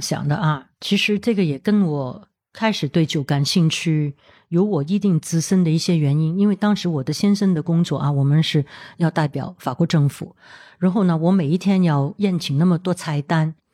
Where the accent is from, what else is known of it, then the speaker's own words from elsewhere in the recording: Hong Kong; 我在香港出生的，土生土长， 当然从小的时候我也会有接触到这些红酒啊、香槟